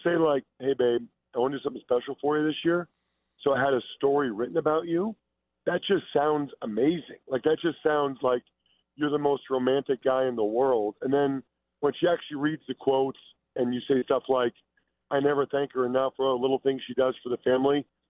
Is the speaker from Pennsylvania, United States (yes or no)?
yes; Philadelphia, Pennsylvania, United States; I'm from Philadelphia, and I grew up an Eagles fan